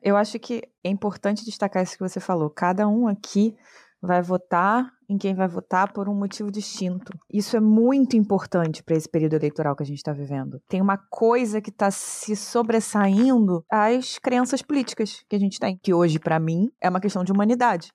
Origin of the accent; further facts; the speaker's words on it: Rio de Janeiro, Brazil; Eu moro no Rio de Janeiro, eu sou do Rio de Janeiro